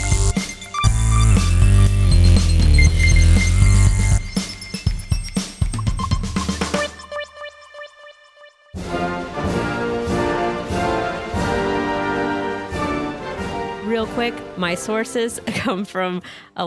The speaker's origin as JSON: {"language": "English", "region": "California", "country": "United States", "said": "I'm from California."}